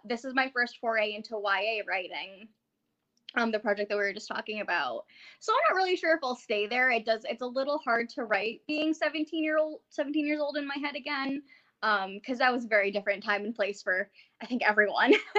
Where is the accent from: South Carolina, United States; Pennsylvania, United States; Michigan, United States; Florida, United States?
Pennsylvania, United States; Northeast; I grew up in Northeast Pennsylvania, like right on that little tip between PA and New York.